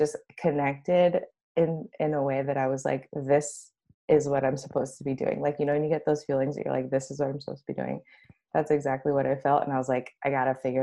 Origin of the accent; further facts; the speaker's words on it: Los Angeles, California, United States; I came back home to go to law school. Home's in Los Angeles